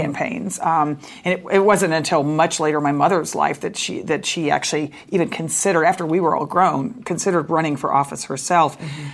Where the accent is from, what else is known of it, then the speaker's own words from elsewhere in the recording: Dallas, Texas, United States; I grew up in Dallas, Texas